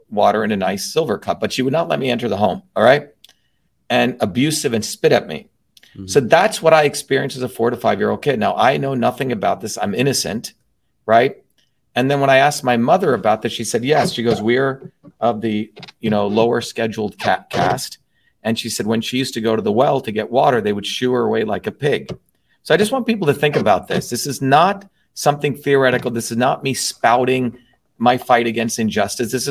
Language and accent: English; Newark, New Jersey, United States; growing up in Newark, New Jersey, one of the poorest cities in the United States, a low caste Indian growing up in Newark, New Jersey